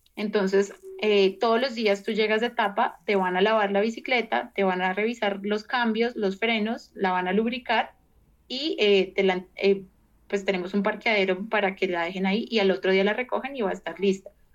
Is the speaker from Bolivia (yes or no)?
no; Colombia; soy colombiana